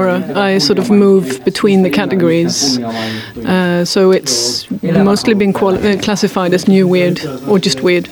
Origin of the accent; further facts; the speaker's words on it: Sweden; first language Swedish; English is a second language; Swedish is my native language and English isn't.